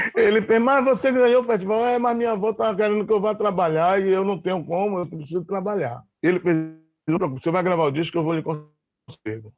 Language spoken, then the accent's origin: Portuguese; Salvador, Bahia, Brazil; Eu morava no bairro do Garcia, né, onde nasci, estudava no Edgar Santos